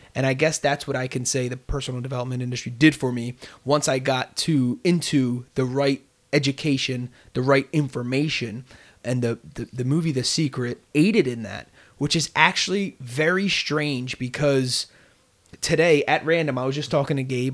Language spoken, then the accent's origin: English; Bristol, Pennsylvania, United States; also born or lived in Delaware County, Pennsylvania; I rep Bristol through and through. That was where I was raised.